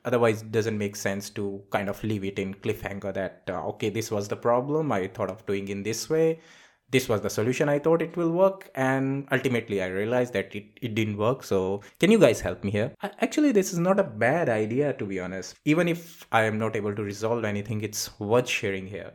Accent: India; also born or lived in Singapore; now in Reading, United Kingdom; I am from India. I moved to Singapore. From Singapore, I came all the way to United Kingdom, so I am based out in U K.

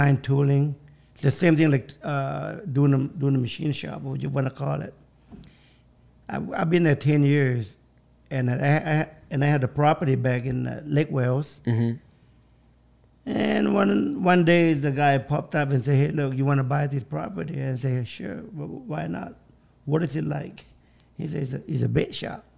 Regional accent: Laos; also born or lived in San Diego, United States; now in Florida, United States; I was born in Laos

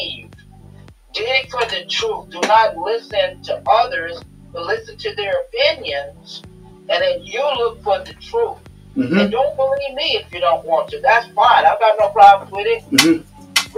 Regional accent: New York, United States; I was a kid growing up in New York

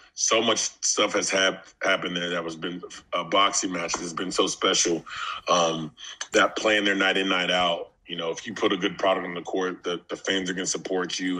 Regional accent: Fayetteville, Arkansas, United States; I'm from Fayetteville, Arkansas

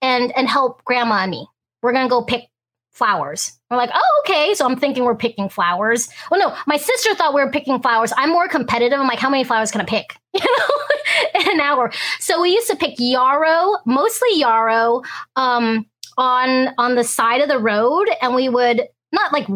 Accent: Hong Kong; also born or lived in United States; now in Alaska, United States; we're a family of first generation Americans, so I'm first generation. I was born in Hong Kong

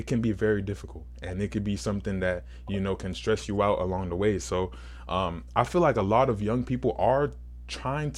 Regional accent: Nigeria; I'm Nigerian

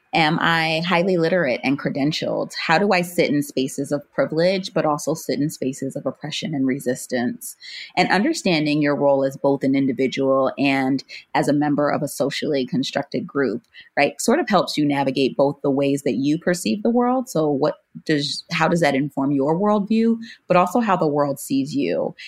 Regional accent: Miami, Florida, United States; was born and raised in Florida

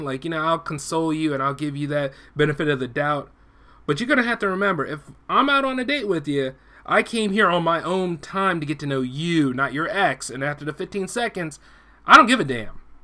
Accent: United States; I'm an American first

